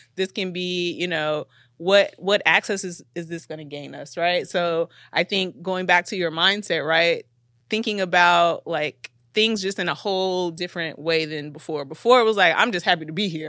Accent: Chicago, Illinois, United States; we're both from Chicago, so we know the city

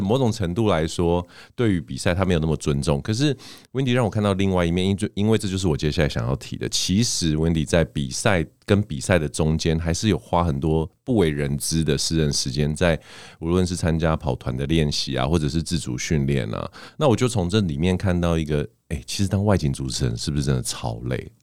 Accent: Canada; now in Taiwan; 小时候在加拿大长大嘛，所以我，像我们这种有加拿大，就是外国国籍的人

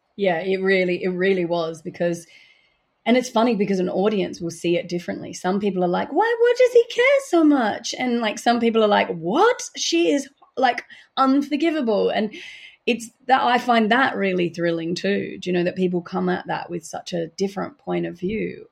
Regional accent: Adelaide, South Australia, Australia; moved away; Fucking Adelaide, which is about my hometown

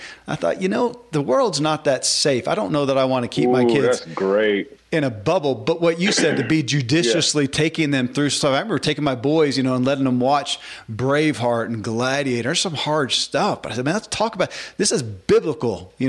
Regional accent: the South, United States; I grew up in the Bible Belt

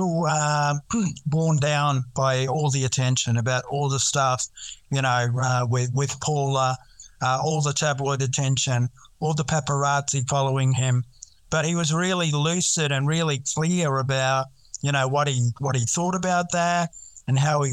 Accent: New Zealand; now in Australia; I am from New Zealand, grew up in New Zealand, came over in the 90s

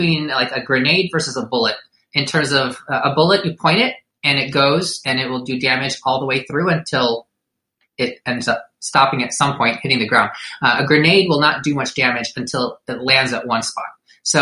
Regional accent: Detroit, Michigan, United States; also born or lived in Durham, North Carolina; I was born in Detroit, Michigan, raised by Filipino immigrants, went to college away at Duke, went back for medical school at Wayne State

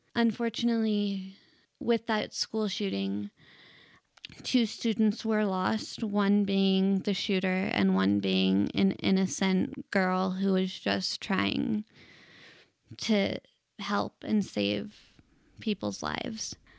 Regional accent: Denver, Colorado, United States; I was born and raised in Denver, Colorado, and I'm actually a fourth generation native here

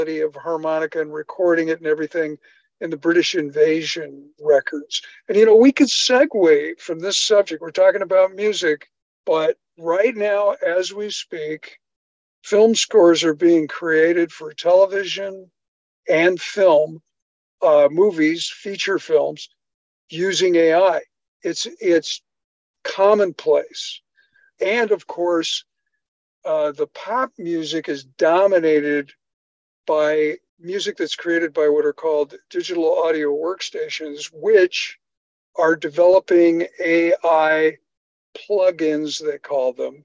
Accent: Chicago, Illinois, United States; moved away; I grew up in Chicago

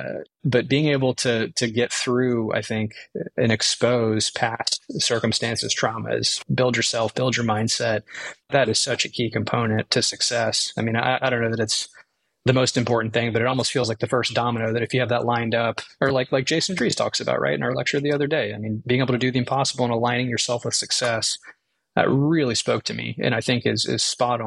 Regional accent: Tampa, Florida, United States; moved away as an adult; also born or lived in Eastern North Carolina; now in North Carolina, United States; we're in Madeira Beach, Florida, which is the Gulf Coast near Tampa, where I grew up.

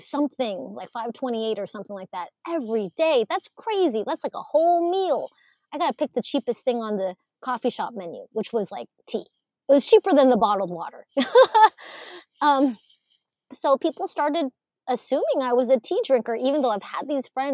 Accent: Alaska, United States; English is a second language; growing up, not speaking English as my first language, and just trying to fit in the early 80s, especially in Alaska

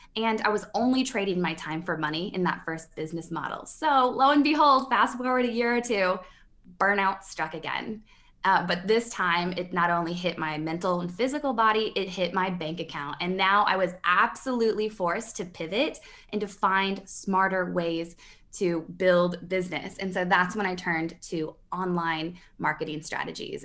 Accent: Midwest, United States; I'm from the Midwest, and part of my paradigm, the mindset upbringing that I came

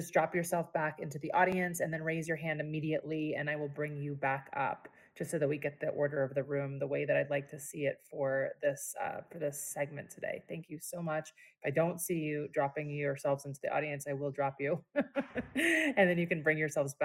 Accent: Cherry Hill, New Jersey, United States; also born or lived in Philadelphia; I was raised in Southern New Jersey too, in Cherry Hill.

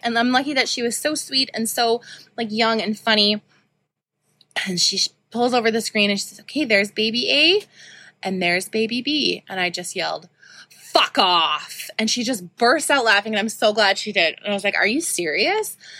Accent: Saskatoon, Saskatchewan, Canada; I grew up in Saskatoon.

